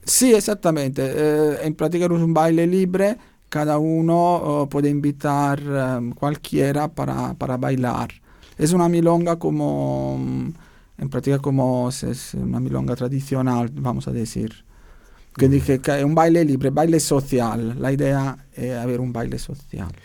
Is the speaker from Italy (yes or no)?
yes; Naples, Campania, Italy; Spanish is a second language; moved away as an adult; now in Vienna, Austria; volví en Italia, soy de Italia, volví en Italia a la mi ciudad para ver mi familia